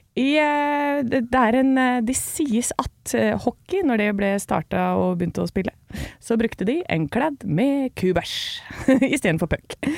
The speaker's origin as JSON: {"language": "Norwegian", "town": "Gjøvik", "region": "Innlandet", "country": "Norway", "tie": "born or raised there", "also_born_or_lived": "Hamar / Brumunddal", "said": "jeg er født på Hamar og har vokst opp i Brumunddal og på Gjøvik"}